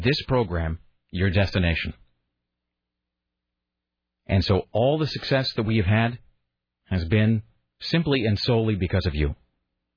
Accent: Washington, United States; now in Portland, United States; growing up in Washington State, and I would come to Portland because I had a lot of family that lived here

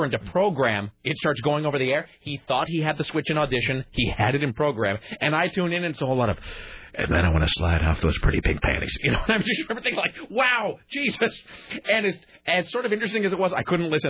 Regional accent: Kennewick, Washington, United States; my hometown of Kennewick

